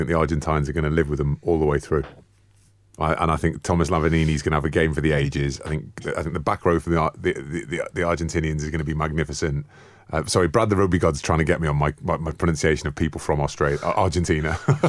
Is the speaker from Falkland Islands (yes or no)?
yes; Falkland Islands; I'm from the Falklands and it's my home nation.